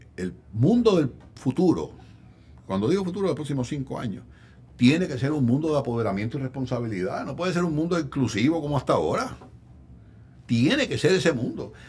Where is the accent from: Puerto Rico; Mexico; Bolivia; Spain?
Puerto Rico; Arecibo; en Arecibo, mi pueblo